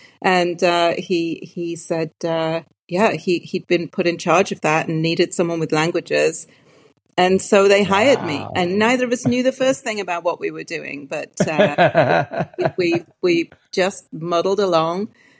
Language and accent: English; Newcastle upon Tyne, North East England, United Kingdom; moved away as an adult; So I am originally from Newcastle upon Tyne.